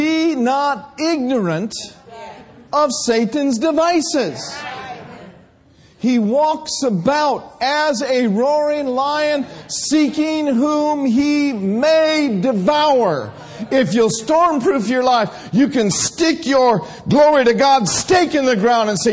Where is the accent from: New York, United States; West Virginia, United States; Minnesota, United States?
Minnesota, United States; moved away; I grew up in Minnesota